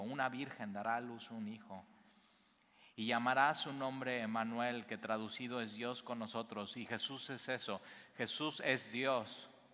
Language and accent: Spanish; Mexico; Nosotros como mexicanos